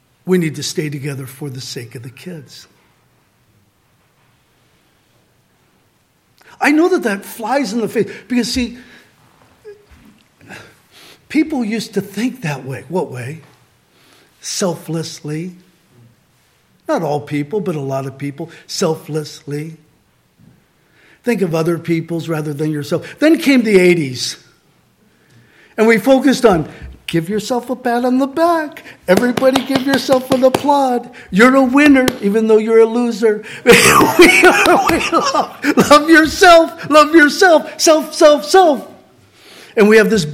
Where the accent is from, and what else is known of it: Santa Barbara, California, United States; born or raised there; moved away